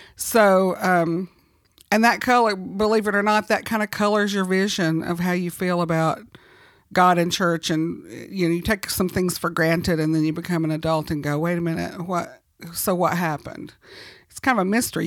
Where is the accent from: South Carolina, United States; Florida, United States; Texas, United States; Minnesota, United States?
South Carolina, United States; also born or lived in Oklahoma; I was born in Oklahoma, Uh, but gradually we moved, uh, eastward, and I was mostly raised in South Carolina